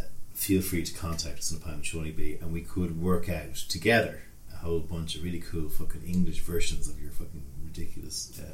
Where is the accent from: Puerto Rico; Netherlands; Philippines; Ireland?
Ireland; we're Irish